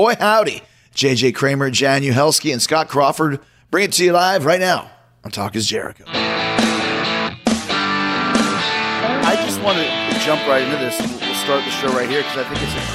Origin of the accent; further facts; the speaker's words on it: Winnipeg, Manitoba, Canada; moved away as an adult; also born or lived in Calgary; I moved from Winnipeg to Calgary in 1990